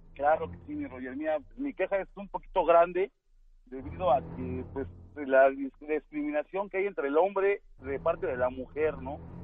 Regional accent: Mexico City, Mexico; yo soy de Iztapalapa, pero ahorita estoy aquí en Chimalhuacán

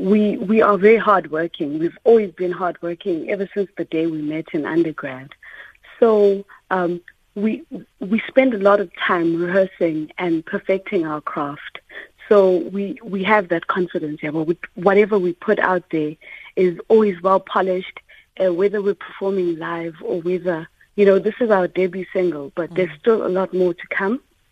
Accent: South Africa; Can hear that we're a South African band, our sound has got that distinct sound.

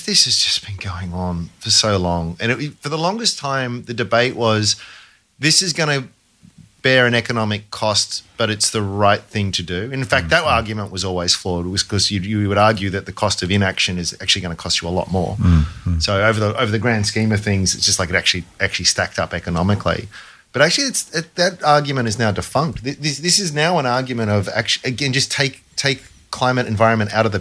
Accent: Australia; as an Australian

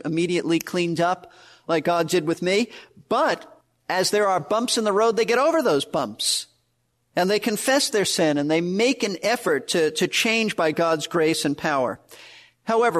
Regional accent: New York City, New York, United States; born or raised there; moved away; also born or lived in Florida

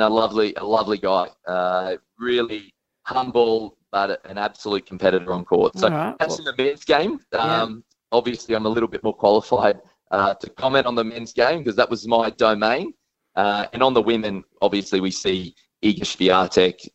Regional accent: Australia; as an Australian

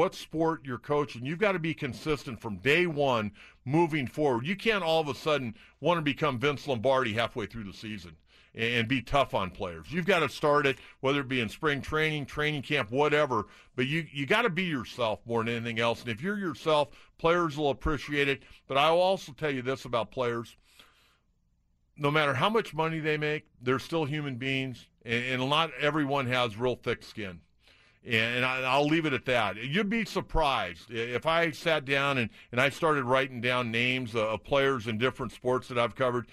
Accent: San Diego, California, United States; I grew up in San Diego

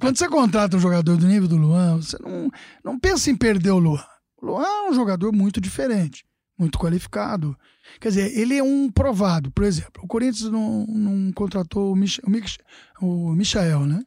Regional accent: Casa Branca, São Paulo, Brazil; moved away; eu estava no interior, na minha, na minha casa onde eu nasci, né? Em Casa Branca.

